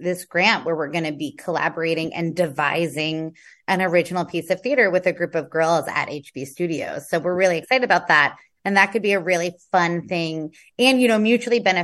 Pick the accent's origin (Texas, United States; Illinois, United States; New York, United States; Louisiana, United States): New York, United States; New York City; So I'm from Queens.